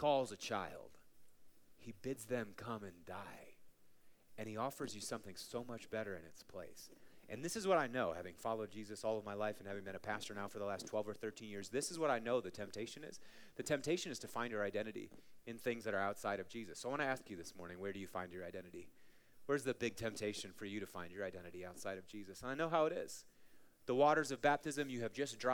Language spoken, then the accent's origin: English; Marshfield, Wisconsin, United States; now in Colorado, United States; a little town that I grew up in, Marshfield, Wisconsin